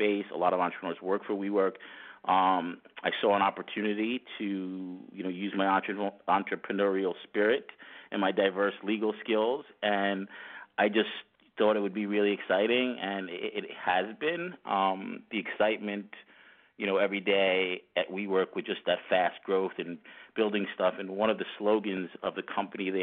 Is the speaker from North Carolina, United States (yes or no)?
no; Great Neck, New York, United States; I'm from New York. I grew up in Long Island, New York, in a town called Great Neck.